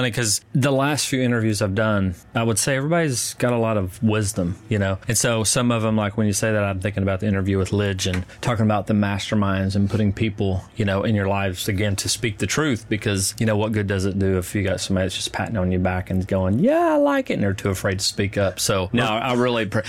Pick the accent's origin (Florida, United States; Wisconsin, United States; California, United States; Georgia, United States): Wisconsin, United States; also born or lived in Huntsville, Alabama; now in Hermitage, United States; I grew up in Wisconsin.